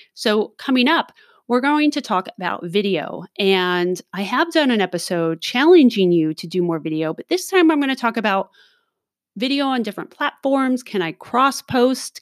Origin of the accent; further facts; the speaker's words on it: Southern California, United States; I was born and raised in Southern California